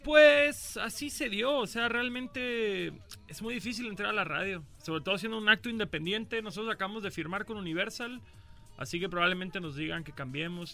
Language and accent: Spanish; Cancún, Quintana Roo, Mexico; moved away as an adult; now in Mexico City, Mexico; Yo soy de Cancún, pero llevo viviendo en el DF como cuatro años ya